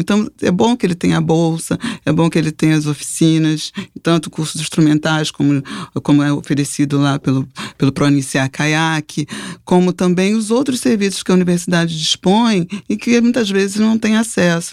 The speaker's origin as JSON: {"language": "Portuguese", "region": "Rio de Janeiro", "country": "Brazil", "tie": "born or raised there", "said": "eu nasci na Ilha do Governador, então é, minha família é da Ilha do Governador. Eu morava naquela época na casa dos meus pais"}